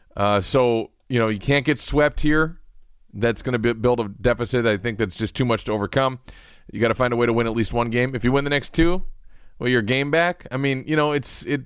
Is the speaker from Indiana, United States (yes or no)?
no; Western Wisconsin, United States; I grew up on in Western Wisconsin